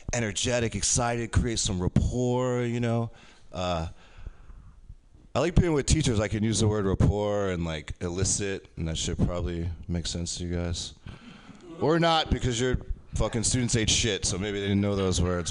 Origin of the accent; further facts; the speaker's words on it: Poughkeepsie, New York, United States; also born or lived in Japan; I grew up in Poughkeepsie, you know, Poughkeepsie area?